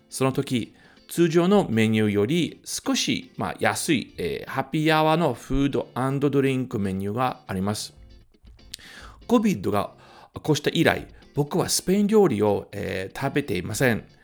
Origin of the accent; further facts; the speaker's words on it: Tokyo, Japan; 東京生まれ、東京育ちはい。で、ずっと、あの渋谷区のです